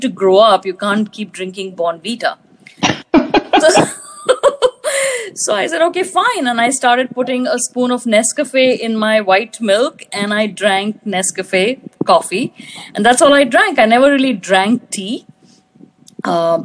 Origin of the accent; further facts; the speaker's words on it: New Delhi, Delhi, India; moved away as an adult; also born or lived in Toronto, Canada; now in New York, United States; I grew up in New Delhi, India, and have lived in the US since the mid-90s.